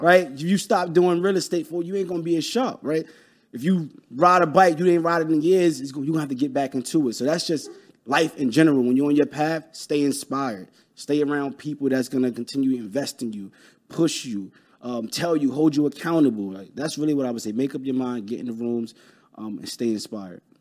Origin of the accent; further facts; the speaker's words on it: New York City, New York, United States; I'm from Brooklyn